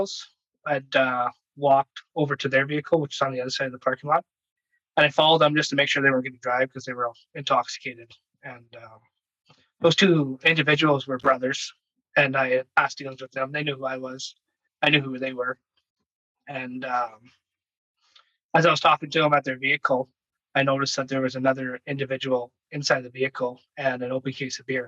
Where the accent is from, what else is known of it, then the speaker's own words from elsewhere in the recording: Virden, Manitoba, Canada; also born or lived in Lethbridge, Alberta / northern Alberta; I grew up in Vernon, Manitoba